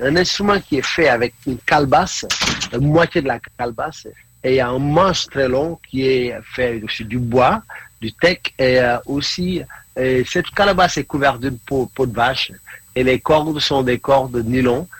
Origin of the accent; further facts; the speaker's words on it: Senegal; first language Mandinka; French is a second language; moved away as an adult; also born or lived in Norway / India; now in England, United Kingdom; je suis du Sénégal